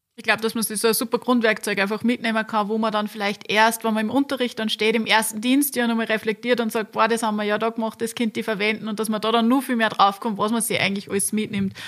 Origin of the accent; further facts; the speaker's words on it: Linz, Upper Austria, Austria; ich bin ganz in der Nähe vom Campus aufgewachsen